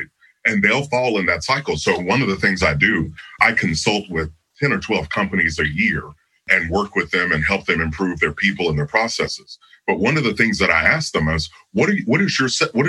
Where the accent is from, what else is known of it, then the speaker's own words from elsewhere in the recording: Kentucky, United States; I grew up in Kentucky, so there are fields everywhere